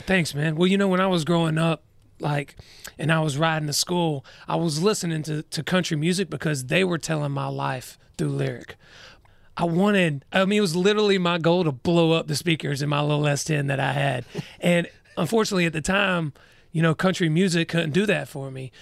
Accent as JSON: {"language": "English", "town": "Douglasville", "region": "Georgia", "country": "United States", "tie": "born or raised there", "said": "I'm from Douglasville. It's about thirty, forty-five minutes west of Atlanta."}